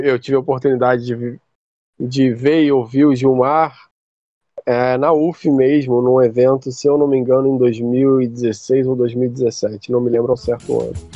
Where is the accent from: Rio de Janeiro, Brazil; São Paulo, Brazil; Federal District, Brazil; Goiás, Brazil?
Rio de Janeiro, Brazil; Niterói; eu não sou do Rio de Janeiro, eu sou de Niterói, que é a cidade vizinha né, do Rio.